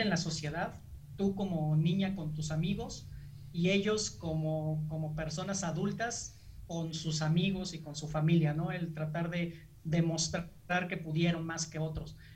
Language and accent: Spanish; Mexico; nosotros que somos mexicanos